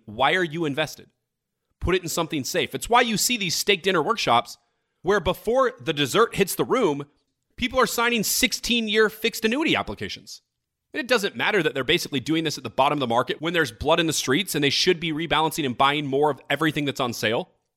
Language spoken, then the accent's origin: English; United States; we're one country with three hundred thirty million people